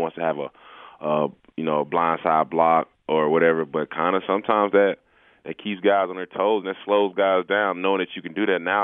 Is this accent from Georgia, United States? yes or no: yes; Atlanta, Georgia, United States; I'm from Atlanta